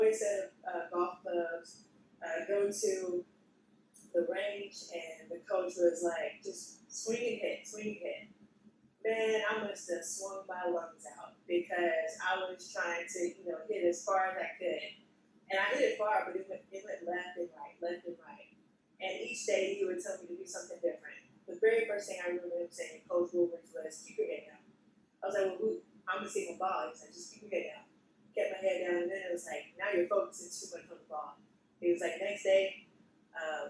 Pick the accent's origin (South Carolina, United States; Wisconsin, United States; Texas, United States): Texas, United States; Houston; also born or lived in Hempstead, Texas; now in Austin, United States; in Austin, Texas, but I was born in Houston. I lived in a small town outside of Houston, which was Hempstead